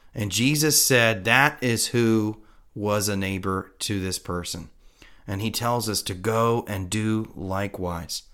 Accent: United States; as an American

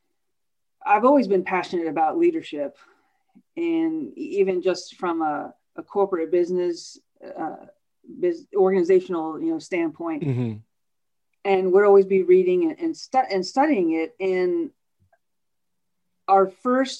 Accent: United States; moved away as an adult; also born or lived in Indiana; now in Orlando, United States; I grew up outside of Washington, D.C. So grew up a city girl

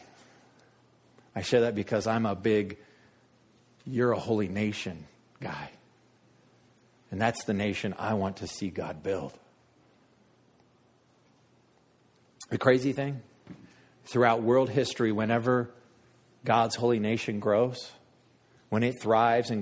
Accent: United States; I'm American

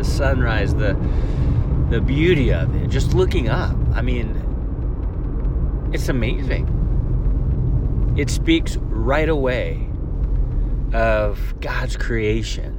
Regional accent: Northern California, United States; now in Mobile, United States; I grew up in Northern California

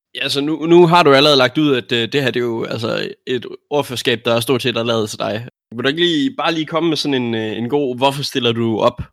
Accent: North Jutland, North Denmark Region, Denmark; vi, vi er fra Nordjylland

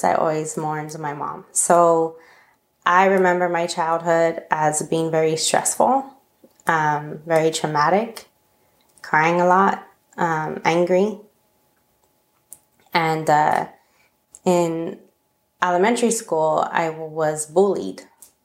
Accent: Los Angeles, California, United States; moved away as an adult; also born or lived in Minot, North Dakota; I'm from Northeast LA, basically across the train tracks from East LA. And, I grew up in an area called Eagle Rock, California.

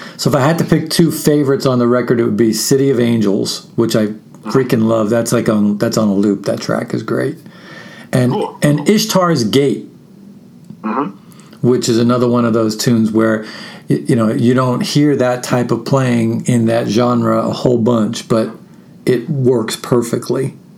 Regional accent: New York, United States; moved away as an adult; also born or lived in Brooklyn; now in Austin, United States; I'm born and bred in New York

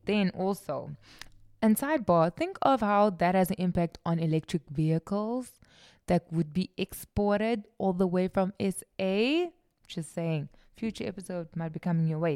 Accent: South Africa; I'm South African

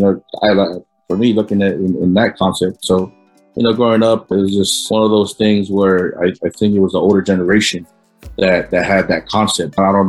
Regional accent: Samoa; growing up in Samoa, you know, a lot of the families, our families are poor, you know, we live in that poverty line.

